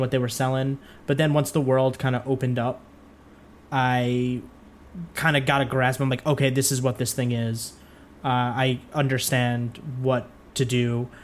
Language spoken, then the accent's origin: English; New York, United States; somebody who's from New York